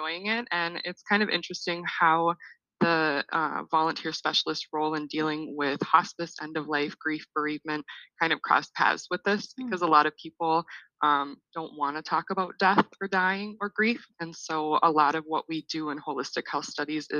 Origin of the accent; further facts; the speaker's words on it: Litchfield, Minnesota, United States; also born or lived in Mankato, Minnesota; I am originally from Litchfield, Minnesota, a small town about 90 miles west of the Twin Cities.